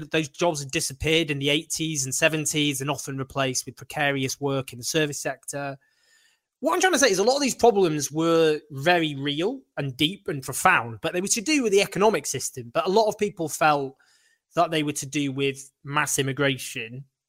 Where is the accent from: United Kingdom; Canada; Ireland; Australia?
United Kingdom; Stockport, North West England; I grew up in Stockport, and the ward in Stockport I grew up in voted to leave the European Union